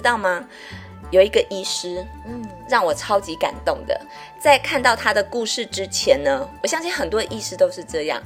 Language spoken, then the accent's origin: Chinese; Taiwan; 因为我们台湾人的饮食通常钙质都摄取不足